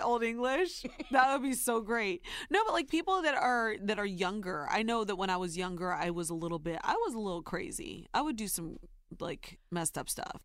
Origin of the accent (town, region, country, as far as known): Ohio, United States; born or raised there; now in New York, United States